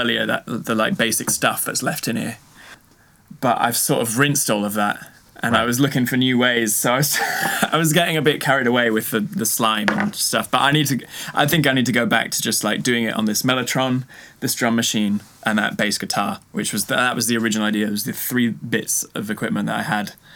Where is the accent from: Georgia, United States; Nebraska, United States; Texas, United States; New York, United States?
Texas, United States; moved away; I grew up in Texas, in America